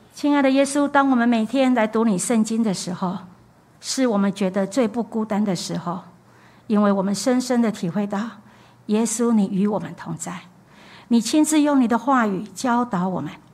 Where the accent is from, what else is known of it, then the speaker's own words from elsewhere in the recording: Taiwan; 我们台湾人就有一个现象，重男轻女